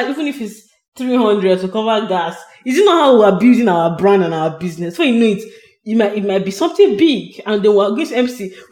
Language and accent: English; Nigeria; I'm the Nigerian